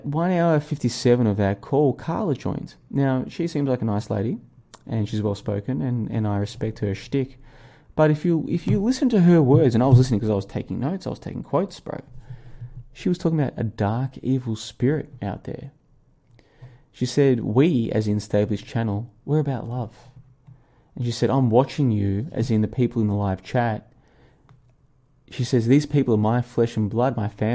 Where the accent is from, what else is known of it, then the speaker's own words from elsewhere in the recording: Melbourne, Victoria, Australia; moved away as an adult; also born or lived in Brisbane, Australia; I'm traveling in Asia, but I grew up in Melbourne and I spent several years in Brisbane